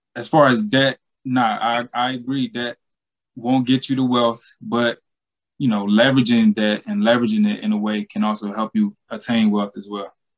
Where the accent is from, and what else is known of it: Georgia, United States; born or raised there